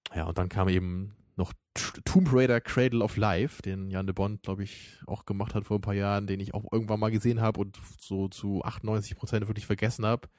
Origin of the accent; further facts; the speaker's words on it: the North, Northern Germany, Germany; bei uns im Norden